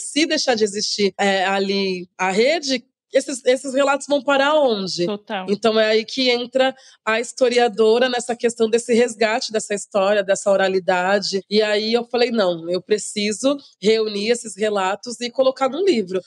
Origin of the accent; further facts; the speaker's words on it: Santos, São Paulo, Brazil; eu nasci em Santos, né, lá no litoral de São Paulo. Morei quase que é boa parte da minha vida lá